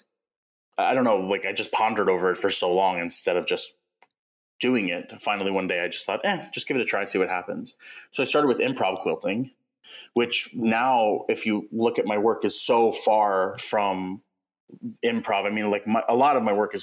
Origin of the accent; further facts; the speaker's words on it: West Babylon, New York, United States; moved away as an adult; also born or lived in Seattle, Washington; I grew up in West Babylon